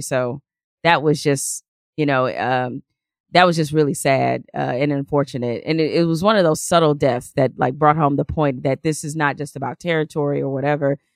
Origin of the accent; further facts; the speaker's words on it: Detroit, Michigan, United States; when I was, uh, growing up in Detroit and, um, we lived on the west side